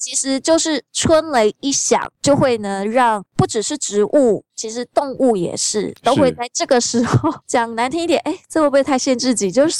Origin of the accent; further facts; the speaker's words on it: Taiwan; born there; 对对对，农民历的节气，因为毕竟我们生在台湾。